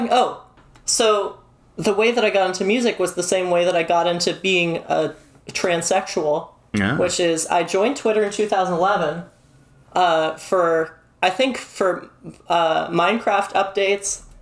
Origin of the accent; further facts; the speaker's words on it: Canada; um, I'm from